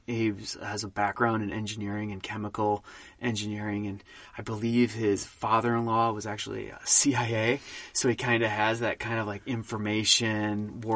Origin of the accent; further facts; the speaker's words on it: Wisconsin, Minnesota, Midwest, United States; I'm being from Wisconsin, Minnesota.